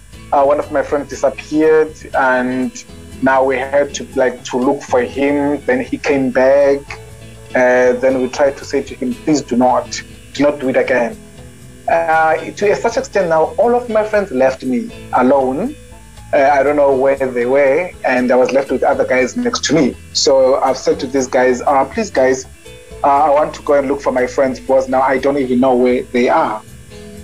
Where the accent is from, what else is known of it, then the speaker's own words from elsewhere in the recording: Fort Beaufort, Eastern Cape, South Africa; moved away; also born or lived in Port Elizabeth; my mom and dad moved to Fort Beaufort, where I grew up and attended the school